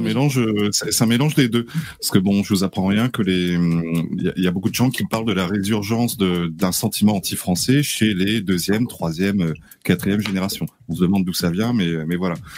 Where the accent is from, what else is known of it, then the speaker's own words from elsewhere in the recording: Réunion, France; je suis réunionnais